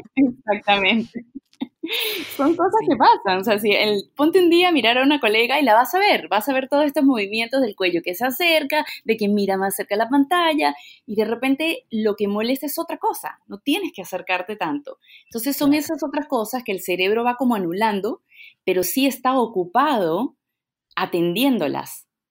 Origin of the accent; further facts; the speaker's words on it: Venezuela; moved away as an adult; also born or lived in Peru; now in Lima, Peru; Nací en Perú, viví en Venezuela